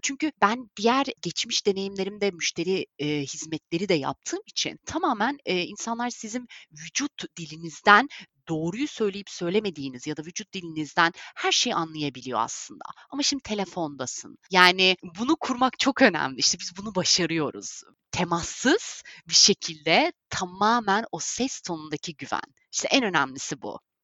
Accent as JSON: {"language": "Turkish", "town": "Bodrum", "region": "Muğla", "country": "Turkey", "tie": "born or raised there", "also_born_or_lived": "England", "moved": "as an adult", "lives_now": "London, United Kingdom", "said": "1989 İngiltere doğumluyum lakin sadece doğumdan ibaret. Ee, doğumdan sonra 89 senesinden beri 30 yıl boyunca Bodrum'da yaşadım. Bodrum'da büyüdüm"}